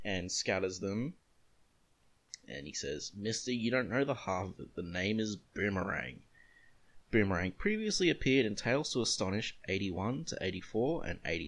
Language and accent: English; Australia; As an Australian